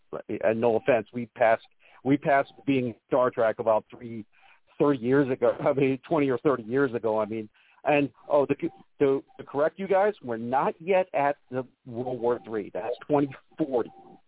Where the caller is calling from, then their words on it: Las Vegas, Nevada, United States; from good old Las Vegas.